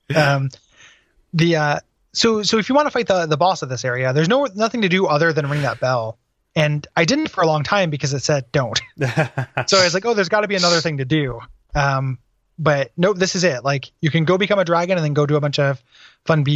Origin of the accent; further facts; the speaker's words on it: Tornado Alley, United States; I grew up in Tornado Alley. Like, this is a specific kind of storm that we got all the time growing up.